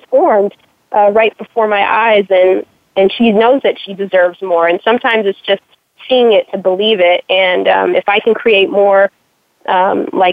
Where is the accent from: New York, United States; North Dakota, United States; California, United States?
California, United States; moved away; also born or lived in Chicago, Illinois; I grew up in California and later in Chicago